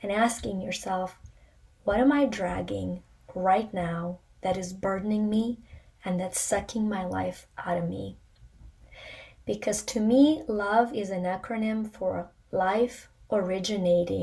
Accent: Ukraine; moved away; I was born in the Soviet Union in Ukraine

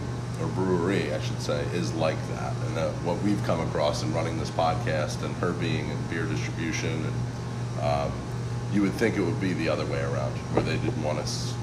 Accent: Croton-on-Hudson, New York, United States; I'm from Croton-on-Hudson. I don't know if you guys do that. Yeah. So, I grew up right north of here.

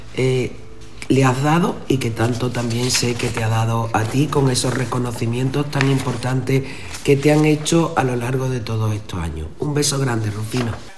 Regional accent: Paterna de Rivera, Andalusia, Spain; mi pueblo paterna, paterna

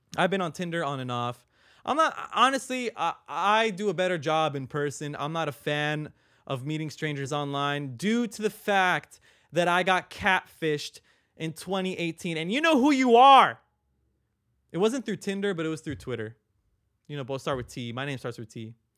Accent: Long Beach, California, United States; I was born in Long Beach City. I lived in North Long Beach for, like, a good amount of my life

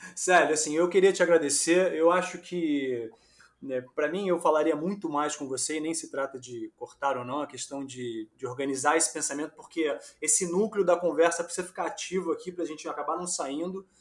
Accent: Rio de Janeiro, Brazil; also born or lived in São Paulo; eu sou carioca, mas ganho dinheiro em São Paulo

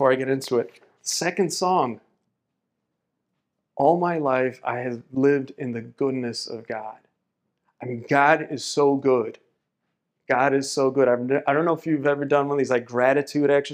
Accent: Miami, Florida, United States; I was born and raised in Miami, Florida

